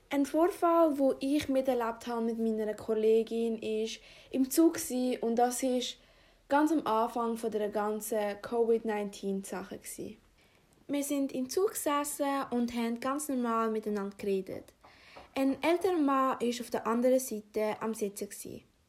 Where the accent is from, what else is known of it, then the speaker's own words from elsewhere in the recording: Afghanistan; moved away; komme gebürtig aus Afghanistan